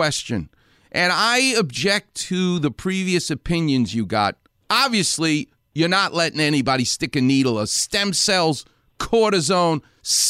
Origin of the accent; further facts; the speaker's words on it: New York, United States; I grew up a Jewish guy in New York.